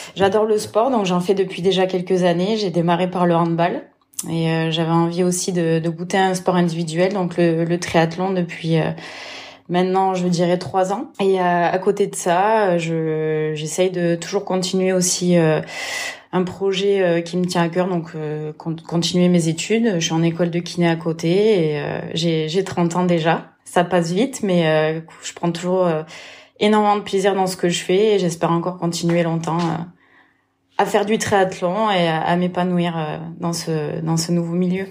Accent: Lozère, Occitania, France; also born or lived in Vichy; je suis née en Lozère

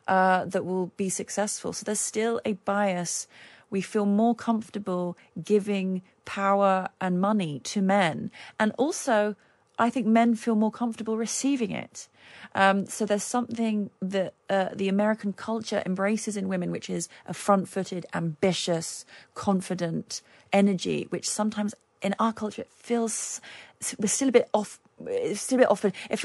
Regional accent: London, United Kingdom; moved away as an adult; now in Los Angeles, United States; this is home. I'm a Londoner, born and bred. I'll always be a Londoner.

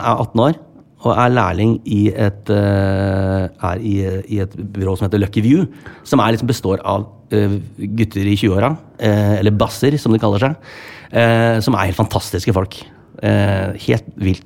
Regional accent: Sandefjord, Vestfold, Norway; moved away; en jobb jeg skal gjøre i hjembyen min

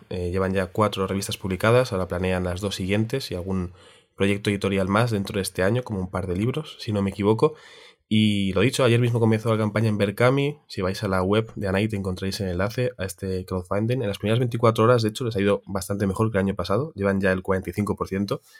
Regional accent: Tiana, Catalonia, Spain; Es de mi pueblo, la Vico. Bueno, Tiana?

